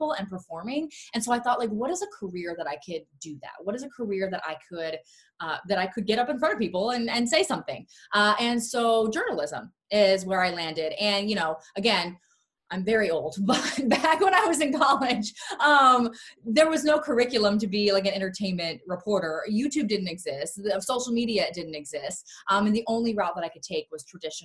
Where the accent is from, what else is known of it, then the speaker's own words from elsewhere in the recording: Florida, United States; moved away as an adult; now in Los Angeles, United States; I'm from Florida